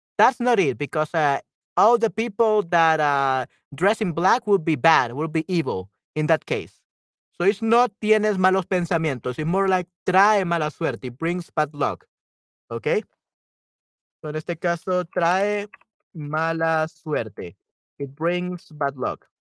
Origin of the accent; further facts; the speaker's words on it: El Salvador; yo soy de El Salvador